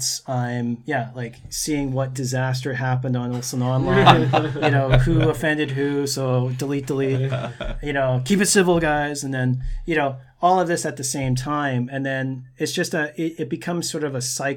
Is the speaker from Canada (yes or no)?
yes; Brandon, Manitoba, Canada; moved away; I'm from Brandon, Manitoba, and I'm standing in this ancient spot or on the beach side in Korea.